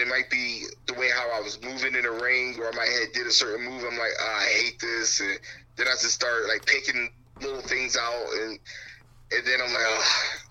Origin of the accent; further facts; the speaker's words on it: Philadelphia, Pennsylvania, United States; back in Philadelphia, in my hometown